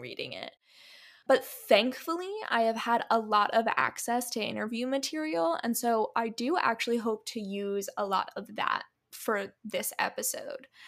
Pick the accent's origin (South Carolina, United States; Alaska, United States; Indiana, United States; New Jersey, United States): New Jersey, United States; I'm from North Jersey.